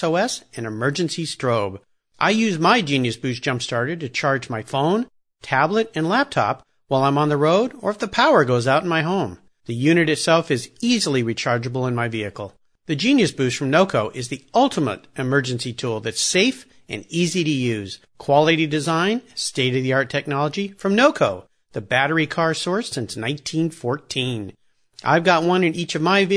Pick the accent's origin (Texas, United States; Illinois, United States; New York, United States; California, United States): California, United States; Southern; I grew up in Southern California where nobody had an accent